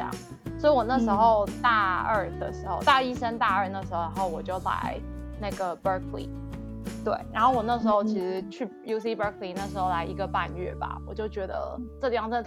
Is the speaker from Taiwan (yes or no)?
yes; Taipei, Taiwan; moved away as an adult; also born or lived in Illinois, United States; now in United States; 你从台北就是原本土生土长是一个台北人，然后被扔到一个乡村的时候